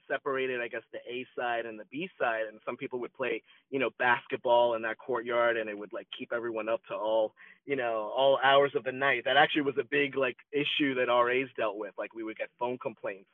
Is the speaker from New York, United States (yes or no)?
yes; Long Island, New York, United States; also born or lived in Manhattan; I grew up in Long Island, but moving to Manhattan, attending college in Manhattan